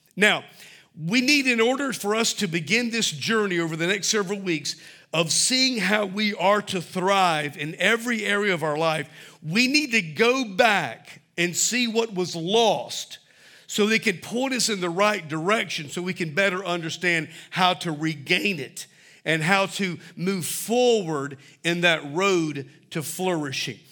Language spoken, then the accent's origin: English; Mobile, Alabama, United States; when I was a little boy, Growing up in Mobile